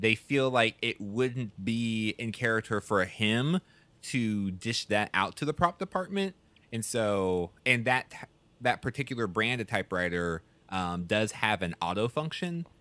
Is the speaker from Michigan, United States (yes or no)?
no; Houston, Texas, United States; I grew up in Houston, Houston, Texas